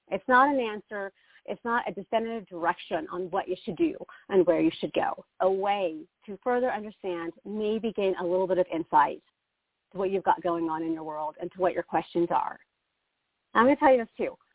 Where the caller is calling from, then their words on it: Arizona, United States; Um, … in Arizona.